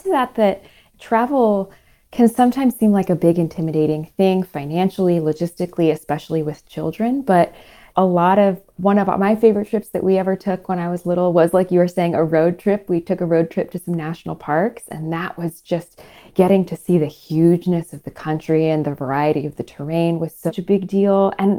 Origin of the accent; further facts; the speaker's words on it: Paris, Île-de-France, France; born there; I was born in Paris, and I always love going back there because I think that's such a beautiful city.